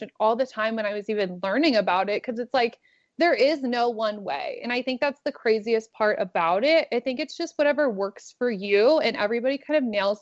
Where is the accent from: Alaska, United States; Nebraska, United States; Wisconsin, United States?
Nebraska, United States; Omaha; now in Lincoln, United States; I'm actually from Omaha, and Lincoln's like 45 minutes away